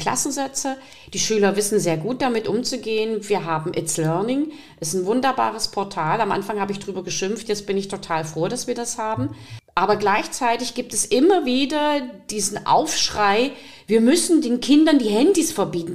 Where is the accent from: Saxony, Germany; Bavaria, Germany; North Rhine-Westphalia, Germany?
Saxony, Germany; Riesa; Ich komme aus Riesa